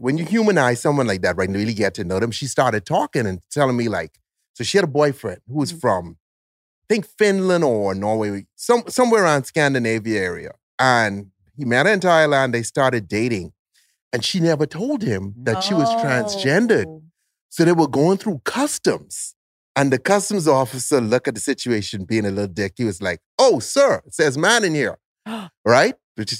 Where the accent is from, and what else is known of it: Bahamas